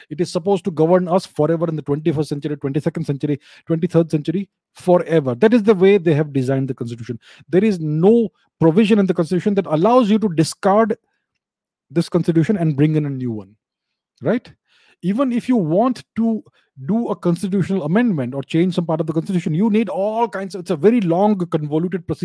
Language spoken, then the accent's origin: English; India; first language Telugu; English is a second language; By the way, my mother tongue is Telugu.